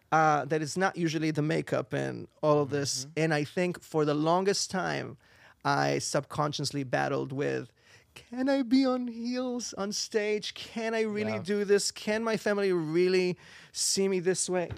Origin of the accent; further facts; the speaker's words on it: Israel; English is a second language; moved away as an adult; now in New York, United States; I'm originally from Israel.